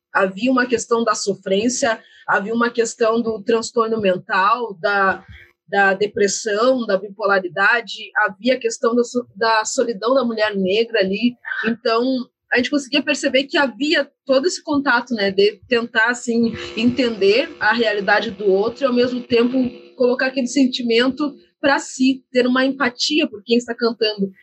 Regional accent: Brazil; A gente vive no Brasil

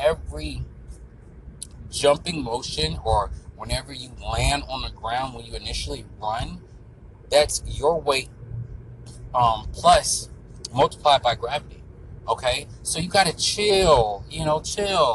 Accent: Florida, United States; I'm from Florida

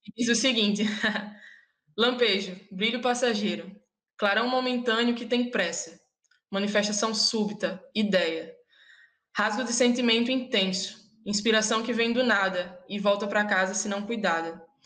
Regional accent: Natal, Rio Grande do Norte, Brazil; somos de, de Natal

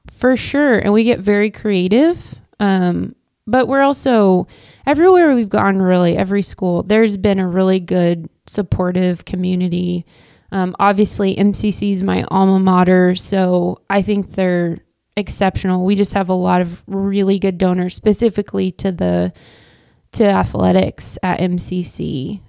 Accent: Wichita, Kansas, United States; moved away as an adult; now in Manhattan, United States; I grew up in Wichita, Kansas.

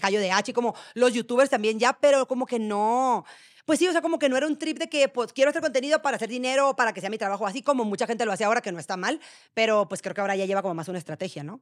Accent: Guasave, Sinaloa, Mexico; moved away as an adult; also born or lived in Monterrey, Mexico; now in Mexico City, Mexico; yo que soy de Guasave, una ciudad súper chiquita

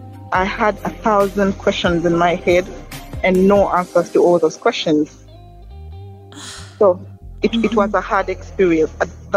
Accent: Kampala, Central Region, Uganda; also born or lived in Tororo, Uganda; I am born and raised in Uganda, and I come from Tororo.

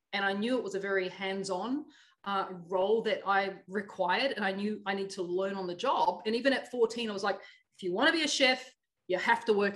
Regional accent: Auckland, New Zealand; I grew up in Otara, Auckland, South Auckland, I should say, New Zealand

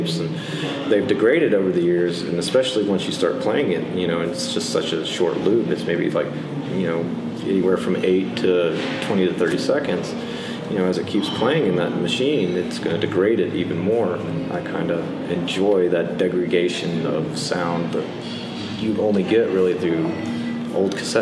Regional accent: Midland, Texas, United States; now in Austin, United States; Born in Midland, Texas in 1982, and left around 2000 to start college

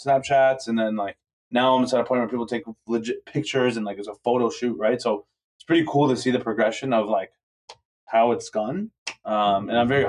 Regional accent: Toronto, Ontario, Canada; I'm from Toronto

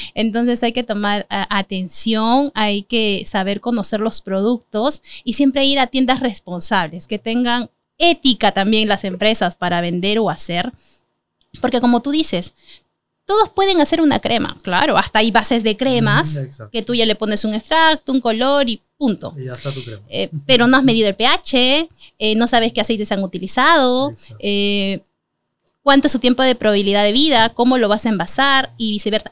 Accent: Peru; somos peruanos

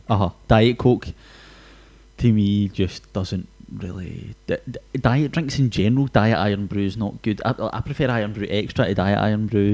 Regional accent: Glasgow, Scotland, United Kingdom; we are Scottish

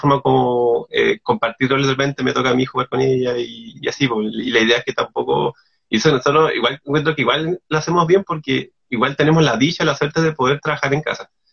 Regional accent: Castro, Los Lagos, Chile; also born or lived in Puerto Montt; mi infancia, eh, mi infancia, adolescencia en Castro, en, específicamente como el sector de Gamboa, yo, yo, ahí me crecí

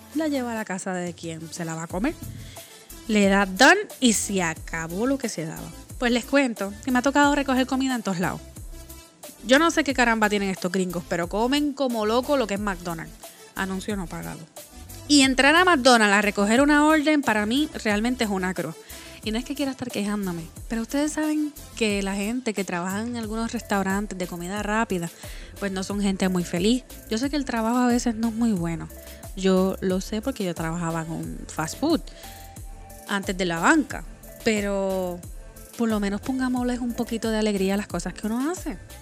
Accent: Puerto Rico; moved away; Como Boricua afuera de la isla

